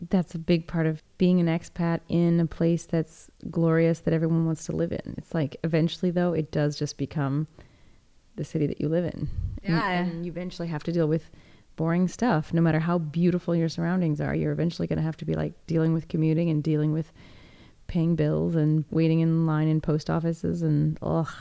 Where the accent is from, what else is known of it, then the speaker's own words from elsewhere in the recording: Seattle, Washington, United States; moved away; it was my hometown